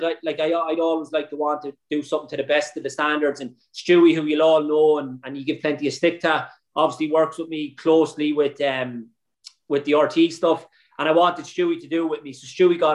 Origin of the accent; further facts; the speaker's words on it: Sligo, Connacht, Ireland; we're from Sligo